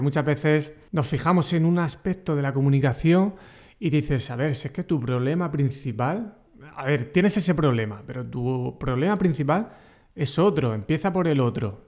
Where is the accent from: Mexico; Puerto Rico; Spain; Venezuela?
Spain; Region of Murcia; accent: murciano; yo soy, ya sabes, muy murciano y mi acento murciano